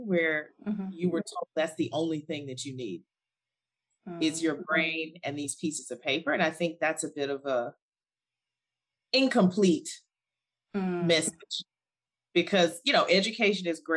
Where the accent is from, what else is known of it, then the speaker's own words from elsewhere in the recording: Alabama, United States; moved away; also born or lived in South Africa; I'm from the US. I was born and raised in Alabama